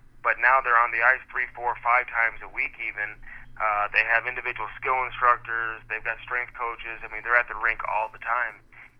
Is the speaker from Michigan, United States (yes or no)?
no; St. Louis, Missouri, United States; growing up in St. Louis